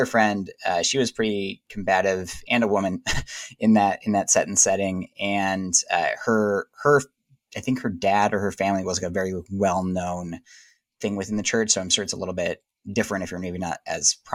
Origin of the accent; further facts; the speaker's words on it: South Orange County, California, United States; Born and raised in California in California. What part? Like more in Southern California, Northern California? Orange County represent.